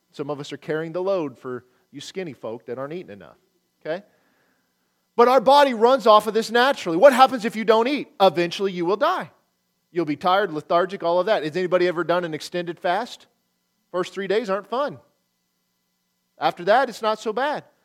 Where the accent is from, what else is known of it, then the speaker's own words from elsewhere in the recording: Nebraska, United States; moved away; also born or lived in Oklahoma; I grew up in Nebraska